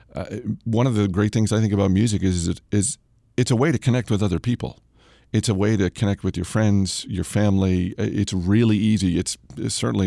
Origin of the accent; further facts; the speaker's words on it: Maine, United States; I grew up in Maine